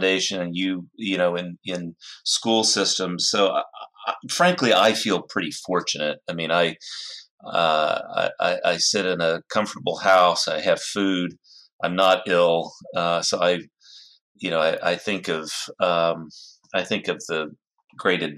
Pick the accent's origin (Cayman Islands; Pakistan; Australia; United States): United States; now in Bellevue, United States; I grew up in the Red River Valley of Texas and Oklahoma